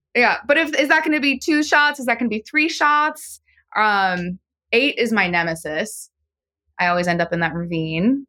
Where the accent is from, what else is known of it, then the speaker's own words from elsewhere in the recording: San Francisco, California, United States; I'm from San Francisco